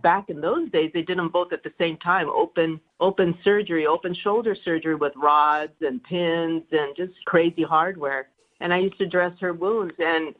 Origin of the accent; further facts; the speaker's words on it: Los Angeles, California, United States; I'm from here. I'm a local.